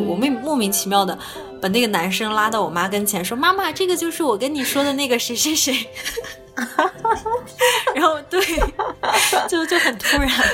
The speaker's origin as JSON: {"language": "Chinese", "town": "Yantai", "region": "Shandong", "country": "China", "tie": "born or raised there", "moved": "as an adult", "said": "我小时候就是我从十八岁上大学之前就一直在，呃，在烟台"}